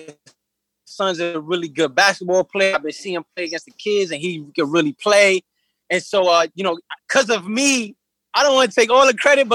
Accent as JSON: {"language": "English", "town": "New York City", "region": "New York", "country": "United States", "tie": "born or raised there", "said": "I grew up in Coney Island, and I lived in Coney Island as a kid"}